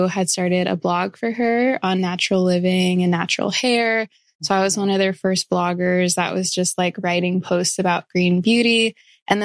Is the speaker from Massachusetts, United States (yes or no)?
no; Florissant, Missouri, United States; I grew up in Florissant, which is right by Hazelwood